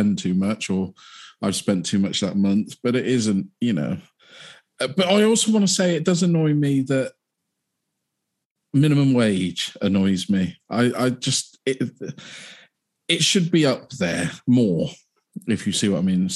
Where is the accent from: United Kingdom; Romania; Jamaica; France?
United Kingdom; we're British